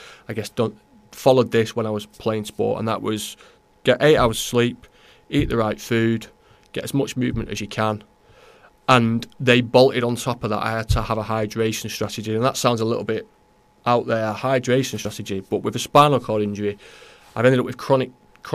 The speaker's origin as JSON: {"language": "English", "town": "Newton-le-Willows", "region": "North West England", "country": "United Kingdom", "moved": "yes", "lives_now": "Sandymoor, United Kingdom", "said": "I'm not from Runcorn, I'm not from Holt, and I'm from Newtley Willows"}